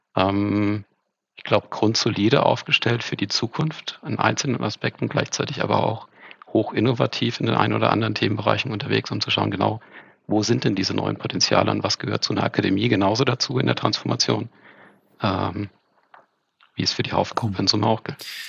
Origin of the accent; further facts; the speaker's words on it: Hesse, Germany; moved away; also born or lived in Franconia / Ruhr area; geboren in Franken, groß geworden in Hessen, teilsozialisiert im Ruhrpott und jetzt wieder ganz im Süden